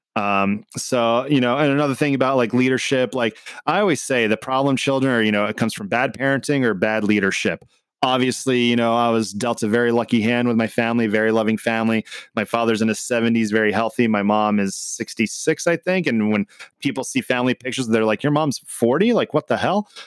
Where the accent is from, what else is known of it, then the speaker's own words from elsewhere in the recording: Canada; also born or lived in Lebanon; now in United States; I was born in Canada. I am a U S citizen now